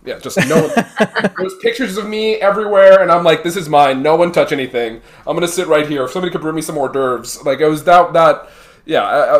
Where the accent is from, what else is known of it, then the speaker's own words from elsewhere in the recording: Miami, Florida, United States; I was, you know, born here. My sister was born here too. And so I have a bunch of cousins that were born in America, but, growing up in Miami, that, you know, Cuban culture was very strong